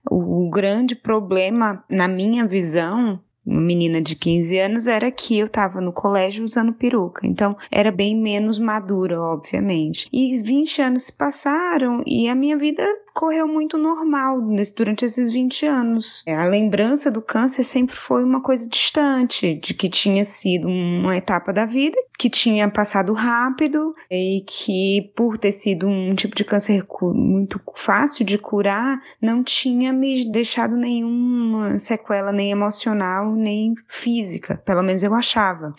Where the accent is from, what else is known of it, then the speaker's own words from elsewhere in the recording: Fortaleza, Ceará, Brazil; now in Atlanta, United States; Eu sou de Fortaleza, mas atualmente moro em Atlanta, nos Estados Unidos